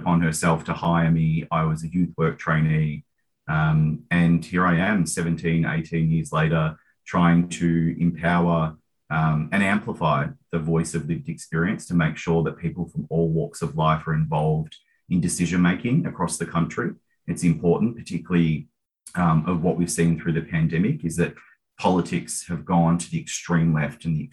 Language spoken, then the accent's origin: English; Mornington Peninsula, Victoria, Australia; I grew up in Housing Commission down on the Mornington Peninsula